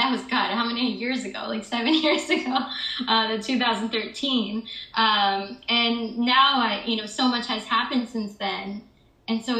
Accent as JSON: {"language": "English", "region": "Michigan", "country": "United States", "also_born_or_lived": "Chicago, United States", "moved": "as an adult", "lives_now": "New York City, United States", "said": "I'm originally from Michigan, the suburbs of Michigan"}